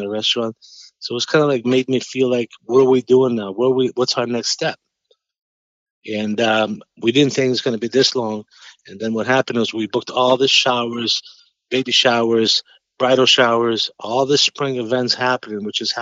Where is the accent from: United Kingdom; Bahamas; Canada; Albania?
Albania; English is a second language; moved away as an adult; also born or lived in New York; now in Boston, United States; I grew up in Albania. I grew up as a farmer, and I left when I was 20